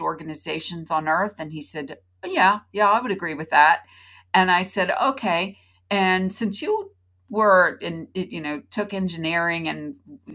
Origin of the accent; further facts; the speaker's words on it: Florida, United States; born in Florida, like I was, to my parents